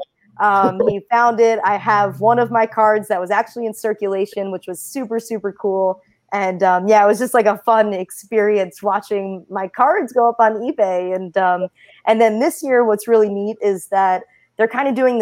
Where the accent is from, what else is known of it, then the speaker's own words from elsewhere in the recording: Jersey Shore, New Jersey, United States; I come from the Jersey Shore, so it's just something I grew up with, you know, being at the beach and by the ocean